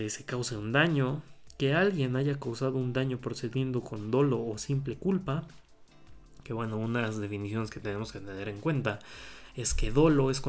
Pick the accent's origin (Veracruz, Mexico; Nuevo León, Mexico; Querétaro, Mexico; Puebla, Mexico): Puebla, Mexico; Eh, en este caso eh, voy a hablar del código penal del Estado de Puebla, que bueno, yo soy del Estado de Puebla